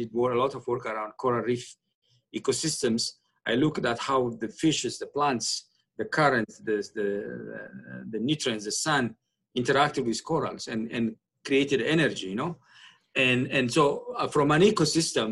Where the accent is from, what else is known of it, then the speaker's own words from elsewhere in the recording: Asmara, Maekel, Eritrea; moved away as an adult; now in Toronto, Canada; originally I was born and grew up in Asmara, Eritrea